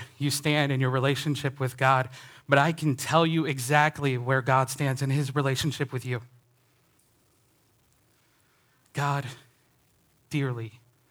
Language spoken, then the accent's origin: English; Indiana, United States; I grew up in Northern Indiana, a Chicago Cubs fan.